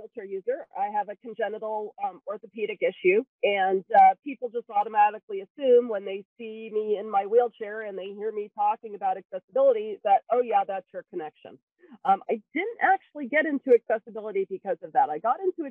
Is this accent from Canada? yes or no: yes; New Brunswick, Canada; now in Cupertino, United States; I'm originally from the province of New Brunswick in northeastern Canada, the main side of Canada